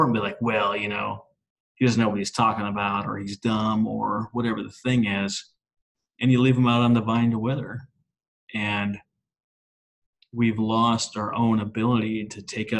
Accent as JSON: {"language": "English", "region": "Minnesota", "country": "United States", "also_born_or_lived": "Oklahoma", "moved": "yes", "said": "I'm from Minnesota originally"}